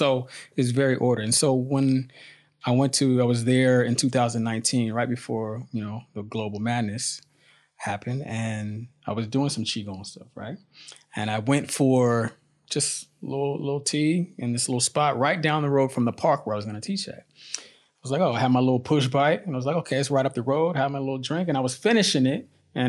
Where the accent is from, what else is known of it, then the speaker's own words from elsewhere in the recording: San Francisco, California, United States; also born or lived in Oakland; now in Indonesia; In San Francisco, California, Oakland, California, both sides of the bank.